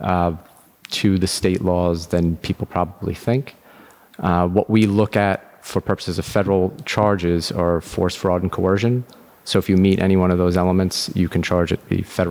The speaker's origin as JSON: {"language": "English", "area": "Long Island", "region": "New York", "country": "United States", "tie": "born or raised there", "said": "Born and bred in New York. I grew up on Long Island."}